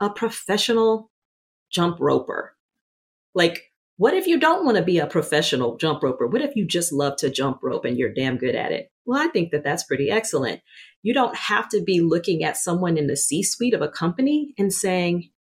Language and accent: English; Louisiana, United States; I grew up in the Deep South in Louisiana as a dark-skinned Black girl